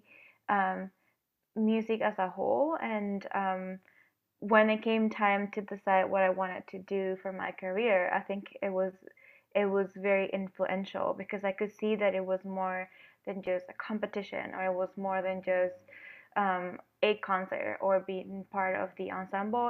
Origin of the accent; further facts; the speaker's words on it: Venezuela; now in Detroit, United States; I am originally from Venezuela, and I grew up in El Sistema